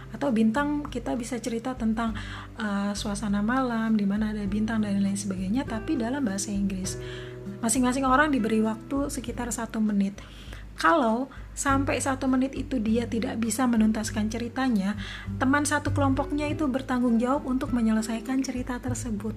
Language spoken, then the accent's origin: Indonesian; Indonesia; saya yang dari Indonesia